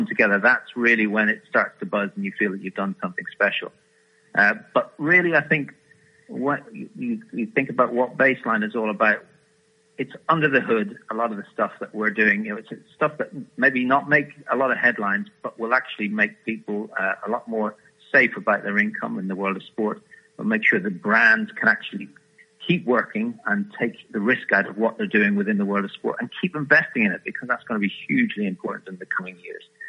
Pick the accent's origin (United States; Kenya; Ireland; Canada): Ireland; I'm an Irishman